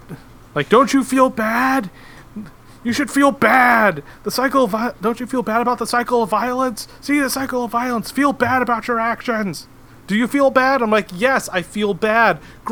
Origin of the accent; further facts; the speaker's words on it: Seattle, Washington, United States; as someone who was born and raised in Seattle